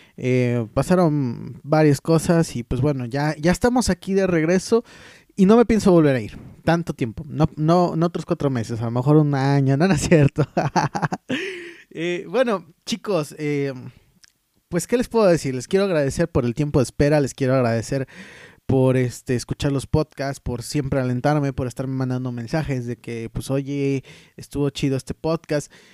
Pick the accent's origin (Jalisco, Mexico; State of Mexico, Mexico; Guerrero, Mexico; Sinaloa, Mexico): Guerrero, Mexico; Taxco; estuvimos con los músicos de mi pueblo, estuvimos en Tasco de Mis Amores